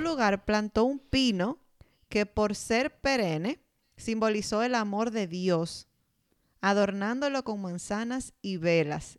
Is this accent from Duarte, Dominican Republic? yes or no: yes; San Francisco de Macorís, Duarte, Dominican Republic; Cuando yo tenía como 15 años, yo pasé en mi pueblo, San Francisco de Macorís